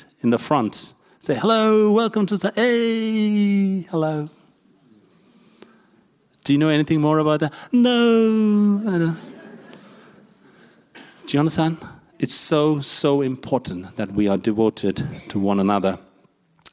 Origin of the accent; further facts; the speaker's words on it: India; I'm an Asian from India